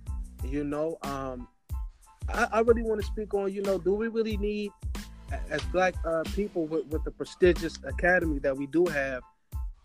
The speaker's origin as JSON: {"language": "English", "town": "Detroit", "region": "Michigan", "country": "United States", "said": "I'm actually here from Detroit"}